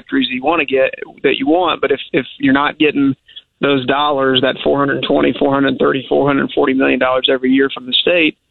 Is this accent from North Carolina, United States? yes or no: no; Columbia, Missouri, United States; my hometown, the town that's been so good to me